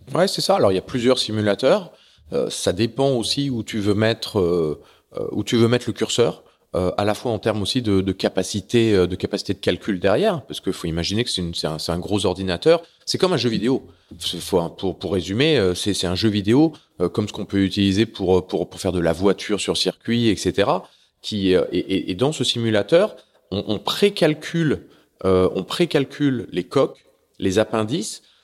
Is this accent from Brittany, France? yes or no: yes; Saint-Malo, Brittany, France; now in Larmor-Plage, France; je suis né, donc, euh, comme tu le disais, à Saint-Malo. Euh, je suis né à Saint-Malo en quatre-vingt.